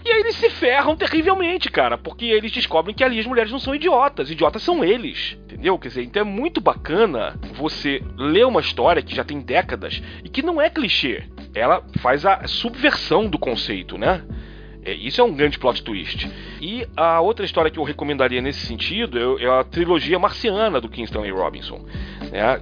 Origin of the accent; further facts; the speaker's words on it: Rio de Janeiro, Brazil; now in São Paulo, Brazil; Sou carioca, mas moro em São Paulo.